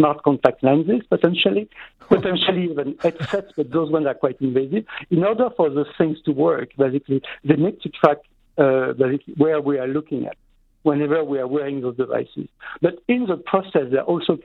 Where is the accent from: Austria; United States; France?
France; now in Montreal, Canada; in my home country, in France